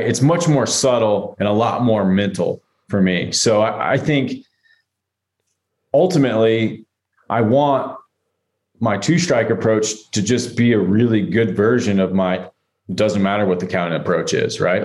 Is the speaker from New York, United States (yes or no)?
no; Atlanta, Georgia, United States; growing up in Atlanta